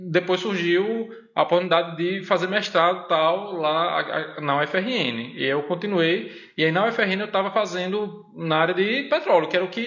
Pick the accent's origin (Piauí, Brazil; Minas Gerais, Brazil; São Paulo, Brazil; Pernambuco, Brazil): Pernambuco, Brazil; Recife; also born or lived in Garanhuns / Mossoró; eu sou de Recife, nasci em Recife